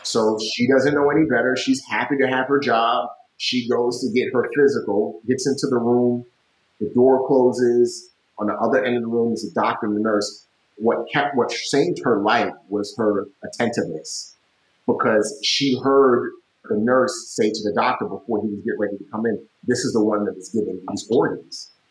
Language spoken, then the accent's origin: English; United States; as an American